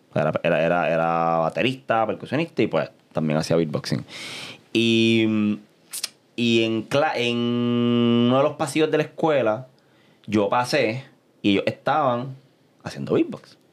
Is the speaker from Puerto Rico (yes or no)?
yes; Caguas, Puerto Rico; also born or lived in San Juan, Puerto Rico; Yo soy mitad sanjuanero y mitad cagüeño. Así que en aquel momento de mi vida vivía en Caguas